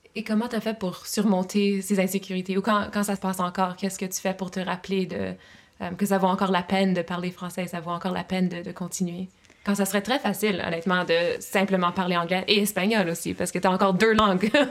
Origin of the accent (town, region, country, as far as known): Brockville and Ottawa, Ontario, Canada; moved away as an adult